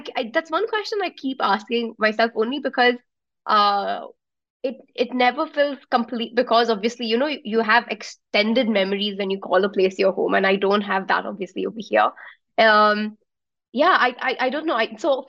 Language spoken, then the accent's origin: English; Abu Dhabi, United Arab Emirates; also born or lived in Melbourne; now in Bangalore, India; Like, I was born and brought up in Abu Dhabi, and I still think of it as home, even though I've not been back for ages and everyone really has left now. And Melbourne was for studying and I stayed there for a bit longer